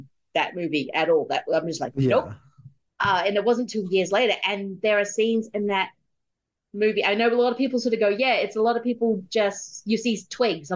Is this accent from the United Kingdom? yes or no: no; Australia; I'm Australian